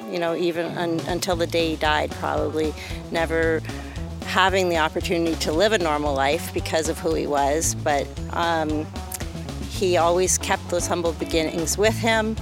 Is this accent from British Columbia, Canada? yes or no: no; Windsor, Ontario, Canada; from Windsor, Ontario, Canada